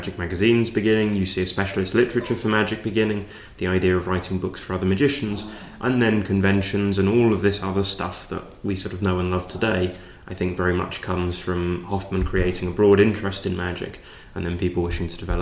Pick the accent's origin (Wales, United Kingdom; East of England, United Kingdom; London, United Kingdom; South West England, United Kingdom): London, United Kingdom; I grew up in London